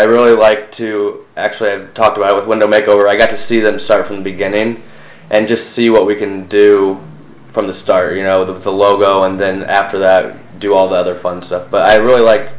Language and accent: English; Fort Wayne, Indiana, United States; also born or lived in Bloomington, Indiana; now in Indianapolis, United States; I grew up in Fort Wayne, Indiana